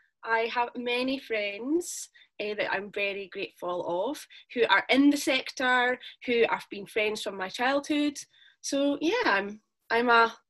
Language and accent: English; Dundee, Scotland, United Kingdom; I am from Dundee